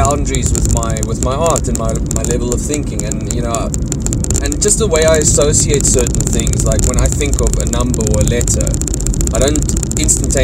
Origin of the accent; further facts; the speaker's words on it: Cape Town, Western Cape, South Africa; I'm from Cape Town, a place called Tableview.